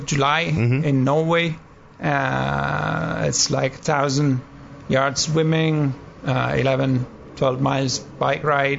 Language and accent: English; Turin, Piedmont, Italy; English is a second language; moved away as an adult; also born or lived in England / Scotland; now in Maine, United States; I was born and raised in Italy, in Turin, northwest, by the Alps. And when I was 19, I left for the UK. I lived in England and Scotland for a while. Got married, moved back to Italy.